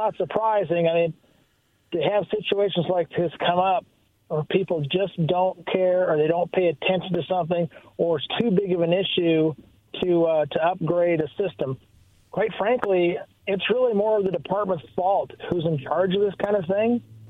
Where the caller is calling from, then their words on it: Kennewick, Washington, United States; Yeah, … from Kennewick.